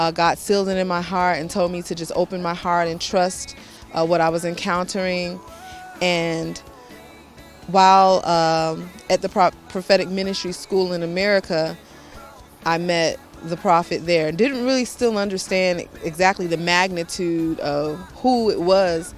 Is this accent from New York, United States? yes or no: yes; New York City, New York, United States; I'm from New York City, USA